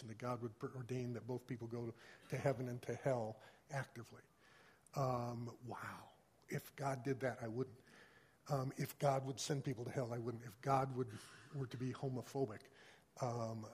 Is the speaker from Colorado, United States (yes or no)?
yes; Colorado, United States; I grew up in Colorado